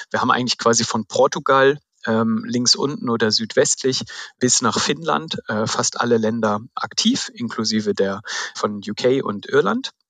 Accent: Baden-Württemberg, Germany; wir kommen ja aus, aus dem Schwabenländle, ne? wir, wir äh, verteilen das Geld Geld nicht so ohne weiteres

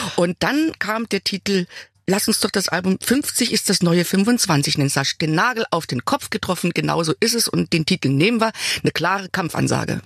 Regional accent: Saarland, Germany; Also ich bin da geblieben, wo ich aufgewachsen bin. Ja. Ich habe mein Dorf nicht verlassen. Ich bin im Saarland

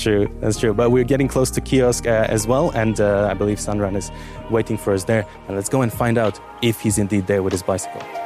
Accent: Bulgaria; now in Luxembourg; I'm from Bulgaria and Turkey is right around the corner

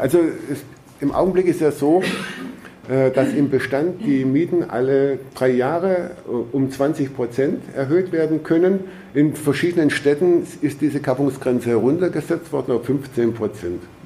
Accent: Baden-Württemberg, Germany; bei uns in Baden-Württemberg

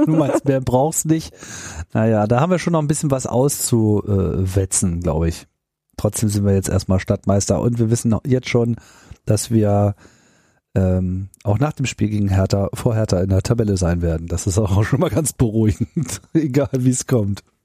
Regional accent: Hanover, Lower Saxony, Germany; moved away; ich komme ja auch ursprünglich aus Hannover

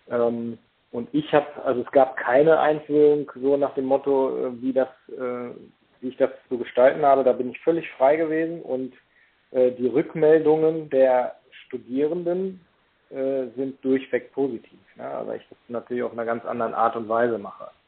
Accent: Paderborn, North Rhine-Westphalia, Germany; ich komme aus Paderborn.

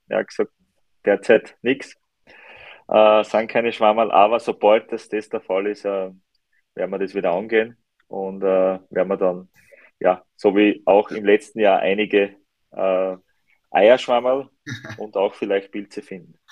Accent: Styria, Austria; Ich bin Steirer

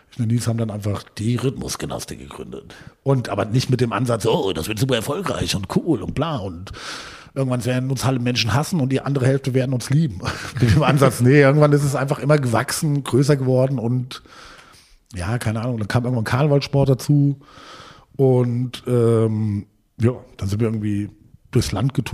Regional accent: Hohensolms, Hesse, Germany; Äh, also ich komme nicht direkt aus Gießen, aus Hohensolms.

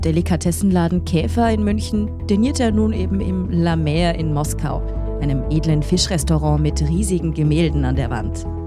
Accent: Austria; in Österreich wundern wir uns

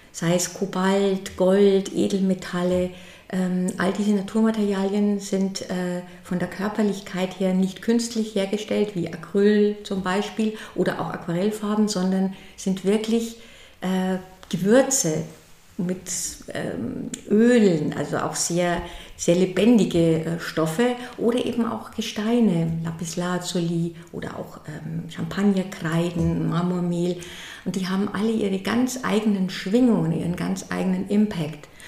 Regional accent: Berchtesgaden, Bavaria, Germany; born there; now in Würzburg, Germany; ich bin ähm, in Oberbayern geboren, in Berchtesgaden und lebe aber jetzt in, im schönen Würzburg am Main. Mein Atelier ist in Zell bei Würzburg am Main.

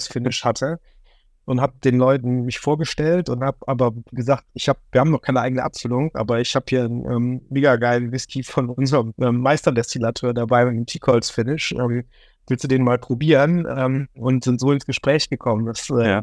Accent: Remscheid, North Rhine-Westphalia, Germany; Remscheid-Lennep, das ist der Ort, wo ich herkomme

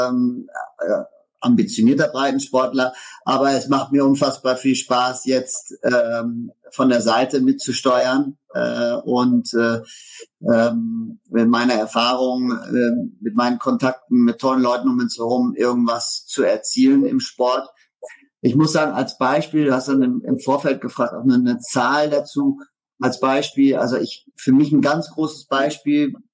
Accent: Netherlands; German is a second language; now in Hamburg, Germany; Ich bin hier nach äh, Hamburg gezogen in 2011, äh, bin, bin Holländer äh, und habe ähm, hab hier gegründet äh, irgendwann mal in, in Hamburg eine Firma in der Getreidebranche

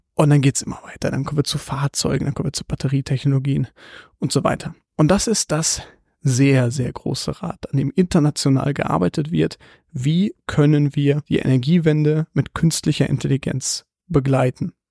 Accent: Munich, Bavaria, Germany; ich bin aus München

